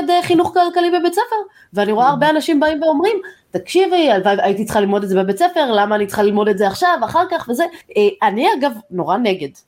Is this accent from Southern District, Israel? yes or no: no; Modi'in, Central District, Israel; גדלתי במודיעין